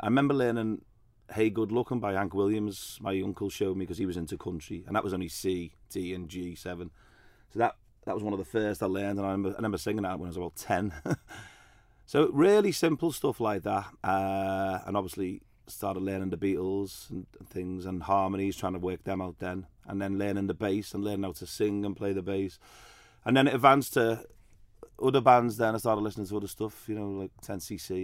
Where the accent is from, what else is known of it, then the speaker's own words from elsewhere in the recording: Liverpool, North West England, United Kingdom; now in Isle of Man; I was born in Liverpool, so I grew up with guitars in the house